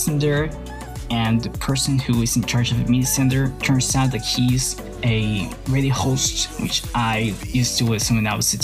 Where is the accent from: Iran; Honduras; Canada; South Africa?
Honduras; San Pedro Sula, Cortés; my hometown, San Pedro Sula